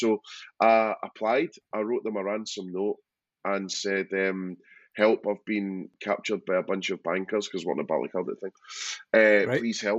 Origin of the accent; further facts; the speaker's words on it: Kilwinning area, Scotland, United Kingdom; now in Brighton, United Kingdom; so I'm Ayrshire, so west of Scotland.